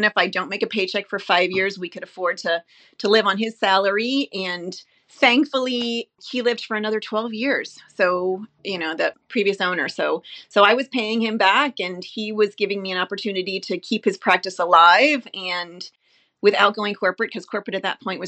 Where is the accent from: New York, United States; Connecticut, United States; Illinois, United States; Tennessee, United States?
New York, United States; Long Island; moved away; also born or lived in New Hampshire; We grew up on Long Island and then moved to New Hampshire.